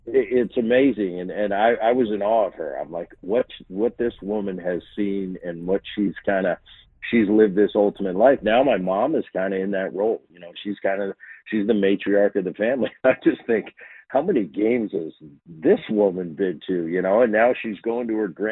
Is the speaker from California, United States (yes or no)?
no; New Jersey, United States; We grew up in Jersey